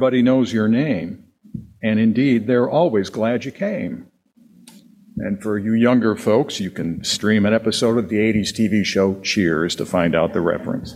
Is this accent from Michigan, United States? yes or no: no; Wisconsin, United States; born or raised there